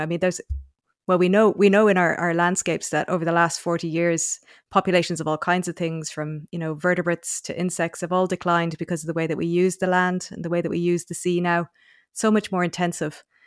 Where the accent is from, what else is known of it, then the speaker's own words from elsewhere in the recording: North Cork, Munster, Ireland; moved away as an adult; also born or lived in Oxford, United Kingdom / Australia; now in Dublin, Ireland; I grew up in North Cork